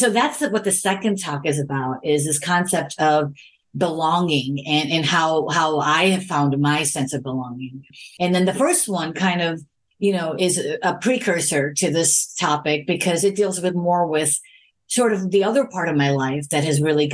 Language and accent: English; Chicago, Illinois, United States; moved away as an adult; now in California, United States; I was born and raised in Chicago.